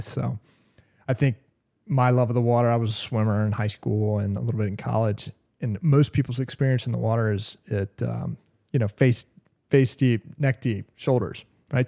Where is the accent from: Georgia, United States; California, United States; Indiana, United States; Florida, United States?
Georgia, United States; Atlanta; moved away as an adult; now in New Bern, United States; I am, uh, born and raised in Atlanta, Georgia